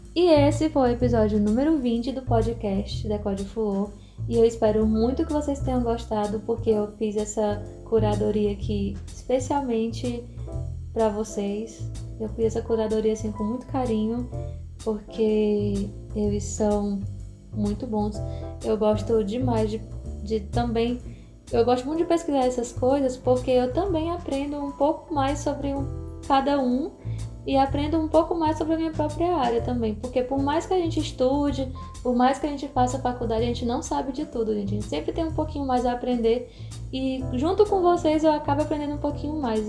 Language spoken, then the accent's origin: Portuguese; Fortaleza, Ceará, Brazil; aqui no Ceará, né, na, na minha terrinha